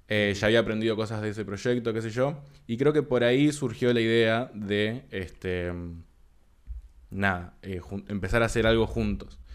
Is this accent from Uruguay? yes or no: yes; Uruguay; also born or lived in San Martín, Buenos Aires, Argentina / Tigre, Argentina; nací en Argentina, a los cuatro años me vine para Uruguay